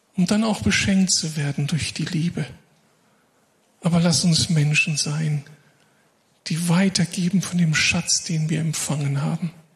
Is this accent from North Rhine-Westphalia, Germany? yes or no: yes; Moers, North Rhine-Westphalia, Germany; aus meiner Heimatstadt Mörs